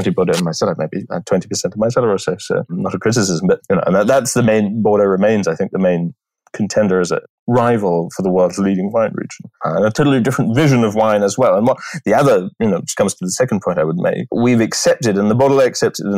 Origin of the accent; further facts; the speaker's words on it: England, United Kingdom; moved away; I'm an Englishman, and that's what my palate was formed with that. You can take me out of England, but you can't take England out of me